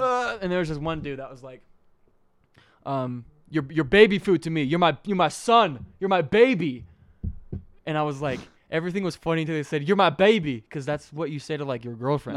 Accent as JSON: {"language": "English", "region": "Utah", "country": "United States", "tie": "born or raised there", "also_born_or_lived": "Tennessee", "said": "I lived there. I was born there, moved here when I was two, went back when I was six, came back when I was eight"}